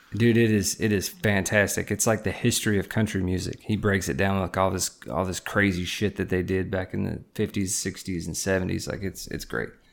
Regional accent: Nashville, Tennessee, United States; growing up in the Nashville area

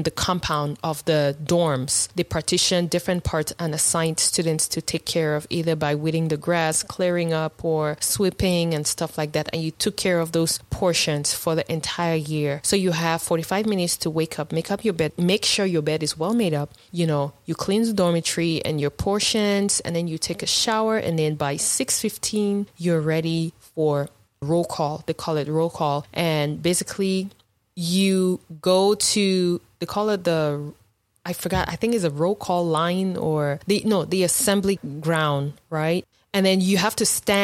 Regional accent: Cameroon; now in United States; life in boarding school back home in Cameroon.

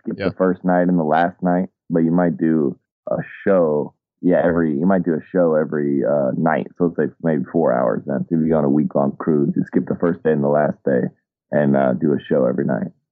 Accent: Atlanta, Georgia, United States; moved away; I grew up in Atlanta, so I'm like kind of a child of uh, of hip hop

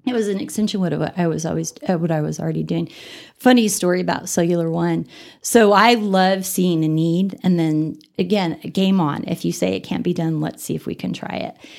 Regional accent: Denver, Colorado, United States; moved away as an adult; now in Amarillo, United States; I grew up in Denver

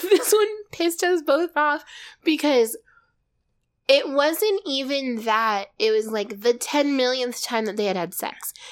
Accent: Arizona, United States; we're from Arizona

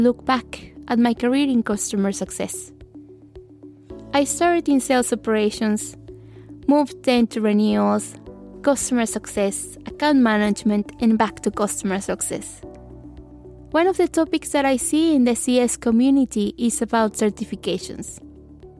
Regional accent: Mexico; I did a bachelor in international marketing in my hometown in Mexico

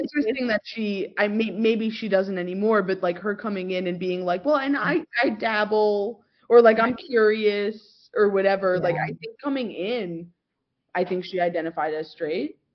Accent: New York, United States; born and raised in New York

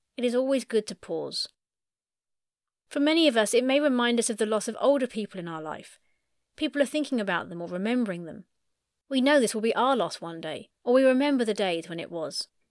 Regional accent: United Kingdom; proud to be British

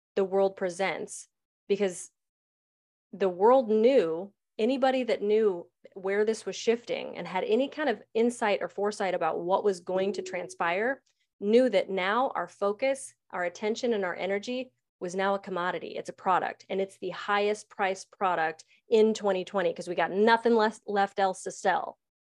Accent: United States; I'm an American

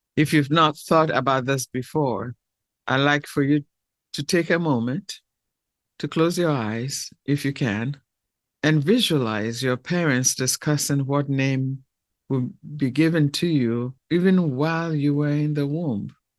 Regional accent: Ghana; I'm from the Fanti tribe of Ghana.

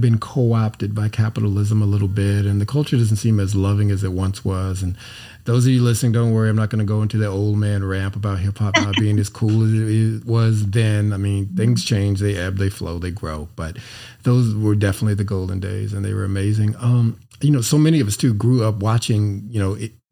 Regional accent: California, United States; I grew up in California

